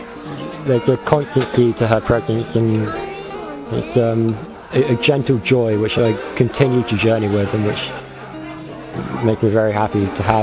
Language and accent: English; Wimborne, South West England, United Kingdom; I'm 25 years old and I'm from Wimborne in England.